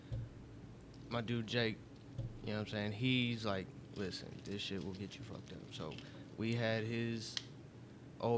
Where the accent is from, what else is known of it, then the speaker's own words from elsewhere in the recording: Knoxville, Tennessee, United States; I am from South Knoxville